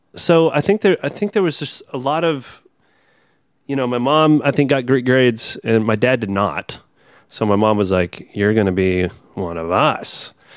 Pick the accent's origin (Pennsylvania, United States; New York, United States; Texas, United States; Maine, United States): Texas, United States; born or raised there; moved away